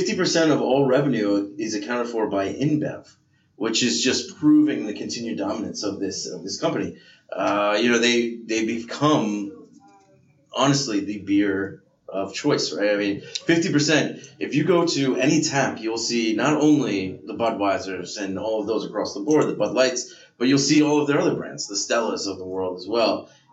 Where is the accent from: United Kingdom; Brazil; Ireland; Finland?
Ireland; I think two is actually my maximum, but I'm Irish, so it just goes through me.